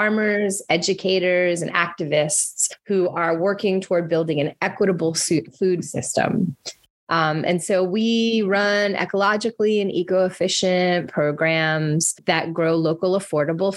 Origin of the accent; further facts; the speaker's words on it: Florida, United States; moved away as an adult; now in New Orleans, United States; I'm a Florida girl